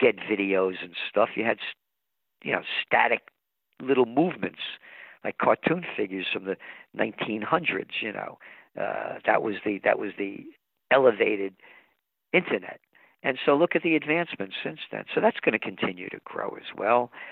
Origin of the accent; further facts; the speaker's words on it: United States; I'm an American